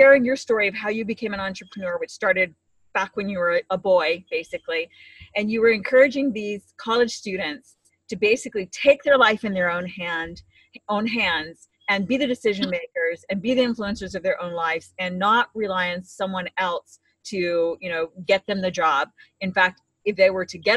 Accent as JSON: {"language": "English", "region": "Hawaii", "country": "United States", "tie": "born or raised there", "said": "I grew up in Hawaii."}